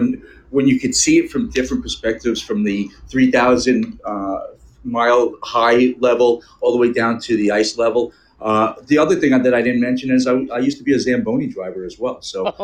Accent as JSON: {"language": "English", "region": "New York", "country": "United States", "tie": "born or raised there", "also_born_or_lived": "Arizona", "moved": "as an adult", "lives_now": "Southern California, United States", "said": "I grew up in New York, skating on the ponds"}